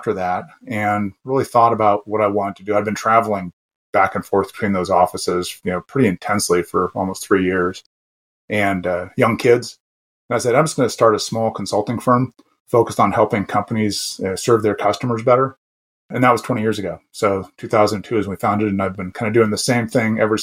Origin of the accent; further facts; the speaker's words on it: Southern California, United States; moved away as an adult; also born or lived in Canada; growing up in Southern California